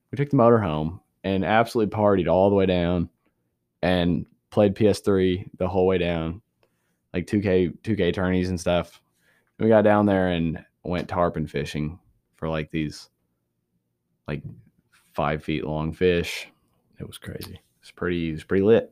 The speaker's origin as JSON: {"language": "English", "country": "United States", "tie": "born or raised there", "said": "born and raised in Davis County, uh, home of the free. Wait, no, it's Amish."}